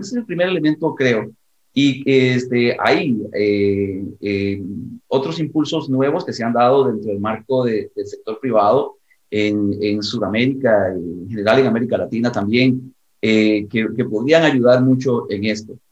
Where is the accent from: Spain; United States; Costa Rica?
Costa Rica; en mi país, en Costa Rica